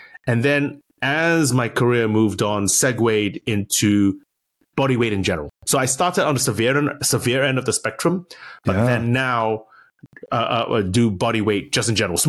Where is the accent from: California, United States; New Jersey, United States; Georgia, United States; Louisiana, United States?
California, United States; also born or lived in Berkeley, United States; I'm from California, actually, originally. I sound weird because my wife's English, but I'm a transplanted Californian. I did high school and I went to University of California at Berkeley, Cal Berkeley, which is where I did my undergrad, doing molecular biology.